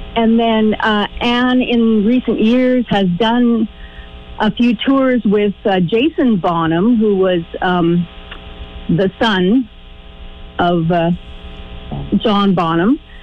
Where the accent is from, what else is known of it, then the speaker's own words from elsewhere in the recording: Manitoba, Canada; I am a prairie girl and I'm from Manitoba